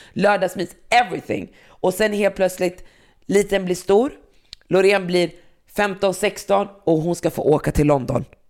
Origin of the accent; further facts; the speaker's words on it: Västerås, Västmanland, Sweden; när jag växte upp på, i Västerås